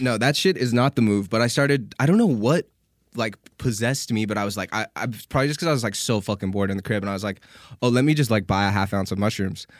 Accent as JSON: {"language": "English", "country": "Canada", "accent": "Canadian", "moved": "yes", "lives_now": "United States"}